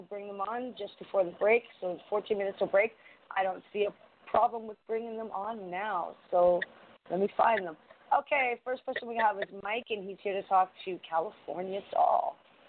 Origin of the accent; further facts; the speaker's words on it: Canada; I'm Canadian